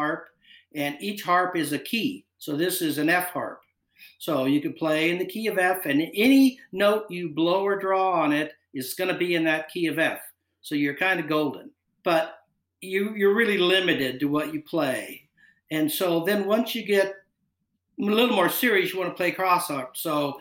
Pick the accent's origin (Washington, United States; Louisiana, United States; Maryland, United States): Washington, United States; Bellingham; moved away as an adult; now in Seattle, United States; I'm from Bellingham